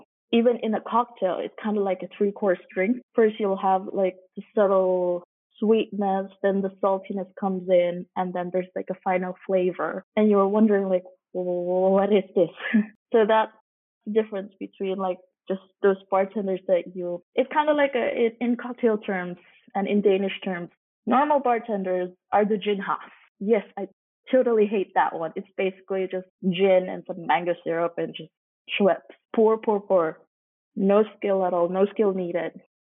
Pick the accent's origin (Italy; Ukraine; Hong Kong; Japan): Hong Kong; moved away as an adult; also born or lived in Singapore; now in Denmark; I'm actually originally from Hong Kong, but I lived most of my life in Singapore and Hong Kong.